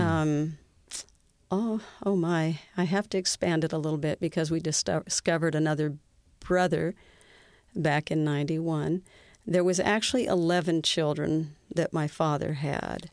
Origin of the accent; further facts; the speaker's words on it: Seattle, Washington, United States; I was born and raised in Seattle, Washington